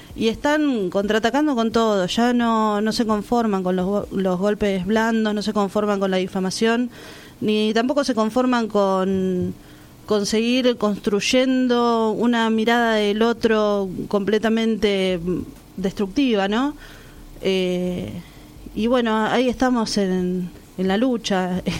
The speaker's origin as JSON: {"language": "Spanish", "town": "La Plata", "region": "Buenos Aires Province", "country": "Argentina", "said": "tengo 34 años, soy de La Plata"}